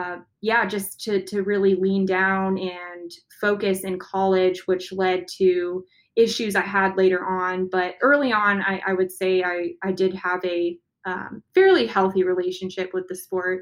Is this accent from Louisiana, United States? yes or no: no; San Diego, California, United States; my dad was a U.S. Navy captain. So I grew up near the water. I was born in San Diego